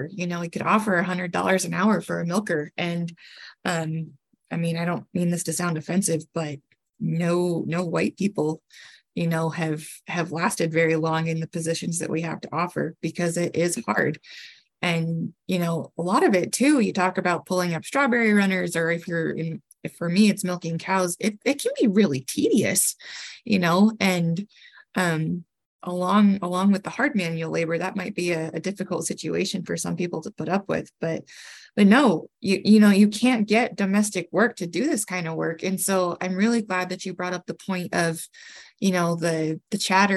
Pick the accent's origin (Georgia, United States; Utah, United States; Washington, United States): Utah, United States; also born or lived in Connecticut; growing up on my family's farm. You know, we moved to Utah from Connecticut in 1995